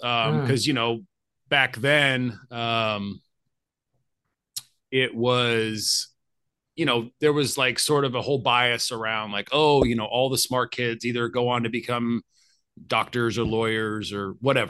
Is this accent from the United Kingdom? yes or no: no; Arkansas, United States; I ended up staying in the town I grew up in Arkansas and going to the University of Arkansas for my undergraduate studies.